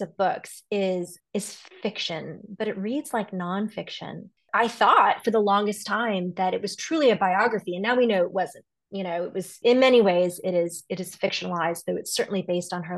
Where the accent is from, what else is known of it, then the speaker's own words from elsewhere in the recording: Los Angeles, California, United States; now in Washington, D.C., United States; I am in Washington, D.C. I grew up in Los Angeles where we don't really have a change of seasons in the same way